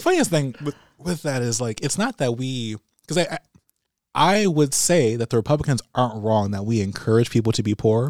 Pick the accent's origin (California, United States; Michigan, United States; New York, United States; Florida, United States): Michigan, United States; Pontiac; I grew up in Pontiac